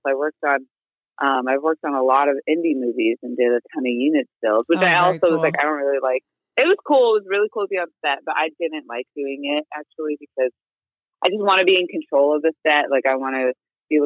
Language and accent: English; Moreno Valley, California, United States; I grew up in Moreno Valley, which is in the Inland Empire in Southern California